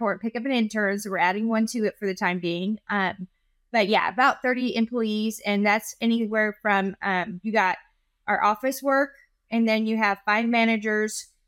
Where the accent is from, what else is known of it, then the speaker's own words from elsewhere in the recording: California, United States; now in Dublin, Texas, United States; I'm from California